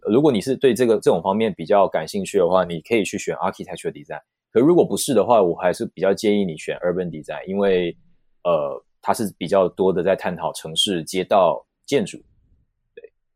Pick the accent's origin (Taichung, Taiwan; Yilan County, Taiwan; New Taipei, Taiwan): Taichung, Taiwan; moved away as an adult; also born or lived in Taipei / London; 因为我本身是台中人